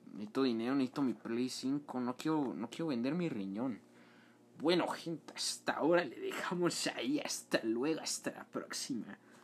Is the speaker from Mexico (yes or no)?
yes; Mexico; Somos mexicanos